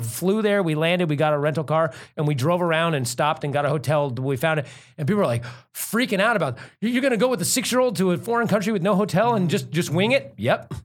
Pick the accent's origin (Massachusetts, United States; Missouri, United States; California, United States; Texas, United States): California, United States; Bay Area; also born or lived in Santa Cruz; We're from the Bay Area